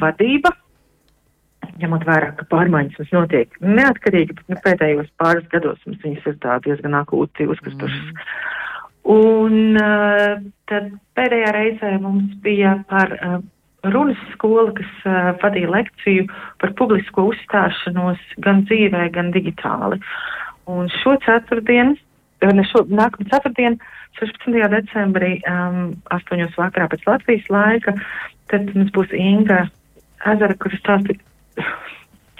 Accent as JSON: {"language": "Latvian", "country": "Latvia", "also_born_or_lived": "Sweden", "moved": "yes", "lives_now": "Netherlands", "said": "esam visi latvieši neatkarīgi no tā, kur mēs dzīvojam"}